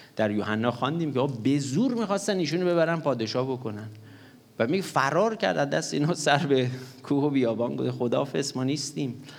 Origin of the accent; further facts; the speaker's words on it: Gorgan, Golestan, Iran; moved away; من در دوران کودکیم به خاطر دلایل مختلف در گرگان که بودیم